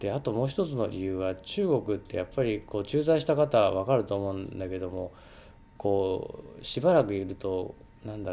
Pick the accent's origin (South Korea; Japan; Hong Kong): Hong Kong; 自分たちは香港人なんだけど